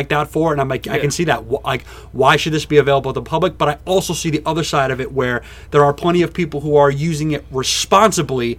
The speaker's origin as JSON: {"language": "English", "country": "United States", "said": "as an American"}